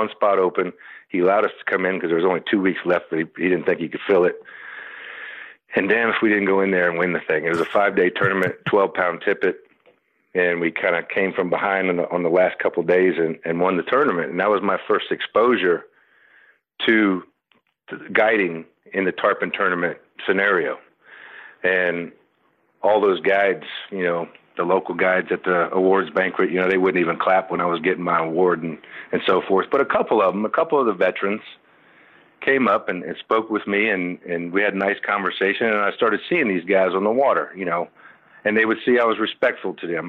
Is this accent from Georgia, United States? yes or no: no; Homestead, Florida, United States; in those days, I was from Homestead. I wasn't from the Keys